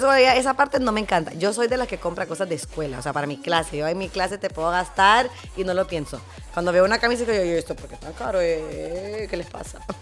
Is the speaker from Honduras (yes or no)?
yes; Honduras; de Honduras, soy